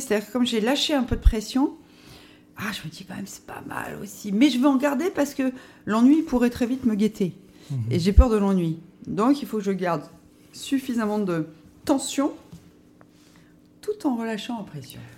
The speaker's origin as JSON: {"language": "French", "area": "Lorraine", "region": "Grand Est", "country": "France", "moved": "yes", "said": "j'ai commencé notamment euh, à 16 ans en toquant à la porte du, Républicain Lorrain chez moi en Lorraine"}